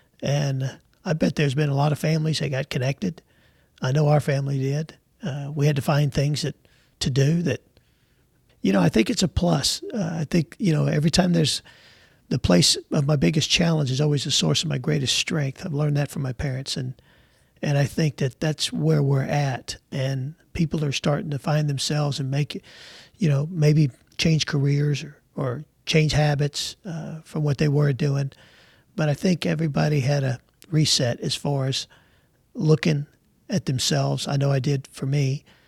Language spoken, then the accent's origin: English; New York City, New York, United States; now in Jacksonville, United States; We came from New York City to Jacksonville, Texas, with three boxes to our name on Trailways bus.